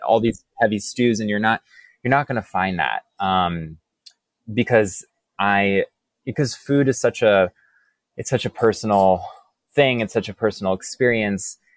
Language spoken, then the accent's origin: English; Boca Raton, Florida, United States; now in New York, United States; I grew up in Boca Raton, Florida.